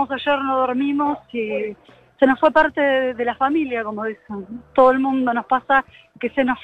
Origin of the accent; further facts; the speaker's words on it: Avellaneda, Buenos Aires Province, Argentina; yo vine a las 7 de la mañana y vengo de Avellaneda.